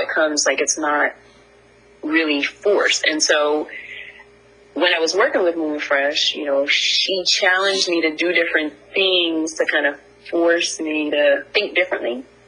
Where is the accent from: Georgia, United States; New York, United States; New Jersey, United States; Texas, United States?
New Jersey, United States; moved away; growing up in Jersey